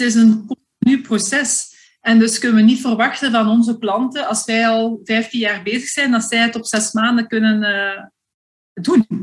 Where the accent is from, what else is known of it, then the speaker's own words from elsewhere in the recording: Flanders, Belgium; als Vlaming